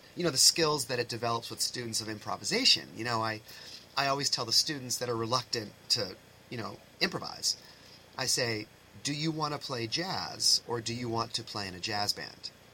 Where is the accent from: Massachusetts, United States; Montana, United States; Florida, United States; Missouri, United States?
Massachusetts, United States; East Bridgewater; I came from East Bridgewater, um, which was a great program